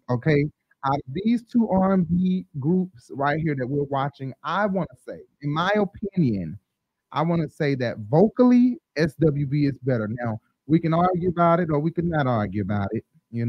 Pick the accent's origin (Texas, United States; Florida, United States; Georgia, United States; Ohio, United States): Georgia, United States; Decatur; I'm from Decatur. I mean, I'm born on the west side, but mostly raised in my life in Decatur on the east side.